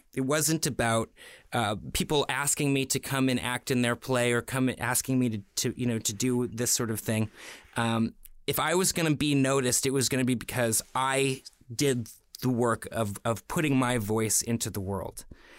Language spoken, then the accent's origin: English; Toronto, Ontario, Canada; You know, I grew up in Toronto around artists, theater makers, painters, you know, people from all walks of life.